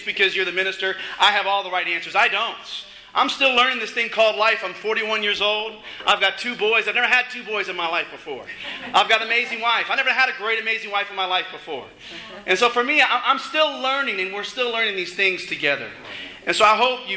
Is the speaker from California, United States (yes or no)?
no; Las Vegas, Nevada, United States; moved away; I was from Vegas